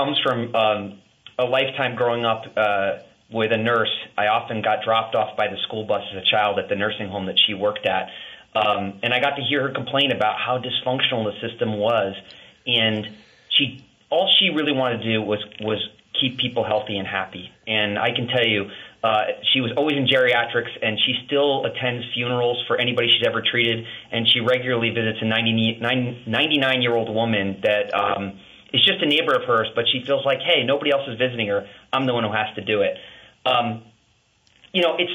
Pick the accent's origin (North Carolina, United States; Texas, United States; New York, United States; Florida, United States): New York, United States; Long Island; also born or lived in Connecticut; now in Vermont, United States; I grew up on Long Island and was originally from Connecticut